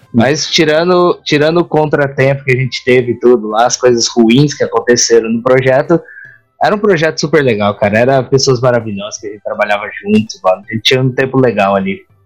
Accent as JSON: {"language": "Portuguese", "country": "Brazil", "moved": "yes", "lives_now": "Japan", "said": "Vindo diretamente do Japão, mais um brasileiro fazendo review"}